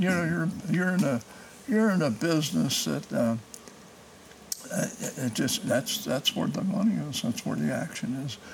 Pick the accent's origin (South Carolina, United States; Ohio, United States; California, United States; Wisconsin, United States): Ohio, United States; Cincinnati; moved away as an adult; now in Indiana, United States; I grew up in Price Hill on Rutledge Avenue